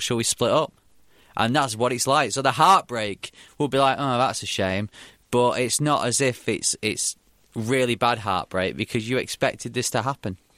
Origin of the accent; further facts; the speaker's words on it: Bury, North West England, United Kingdom; in my hometown, Bury